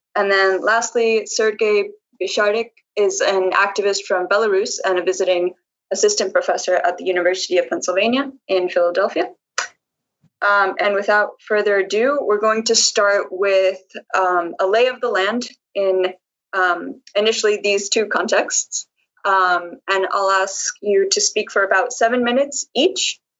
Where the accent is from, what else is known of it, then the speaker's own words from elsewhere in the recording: Colombia; I'm an activist from Colombia